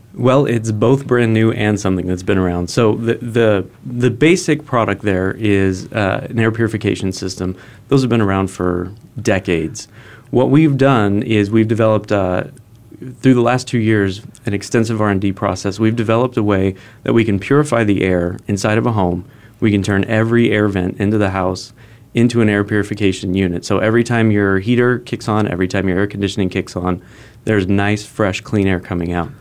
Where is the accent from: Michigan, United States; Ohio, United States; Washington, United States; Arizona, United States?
Arizona, United States; Phoenix; moved away; also born or lived in Fullerton, California / San Diego, California; Phoenix, back to my hometown